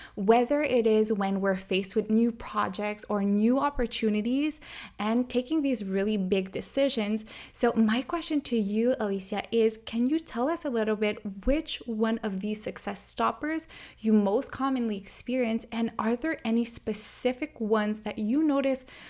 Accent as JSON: {"language": "English", "town": "Montreal", "region": "Quebec", "country": "Canada", "said": "I'm from Montreal"}